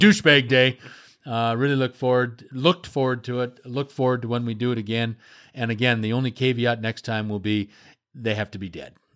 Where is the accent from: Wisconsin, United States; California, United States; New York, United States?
Wisconsin, United States; it's my home state. It's where I'm from.